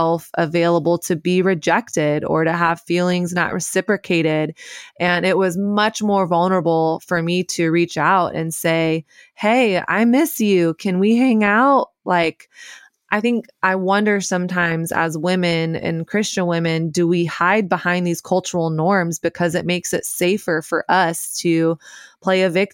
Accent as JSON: {"language": "English", "region": "the South", "country": "United States", "tie": "born or raised there", "said": "growing up in the South"}